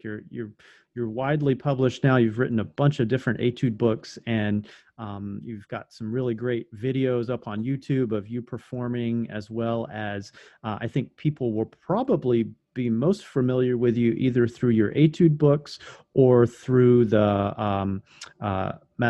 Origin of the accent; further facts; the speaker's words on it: Louisiana, United States; in Louisiana, my home state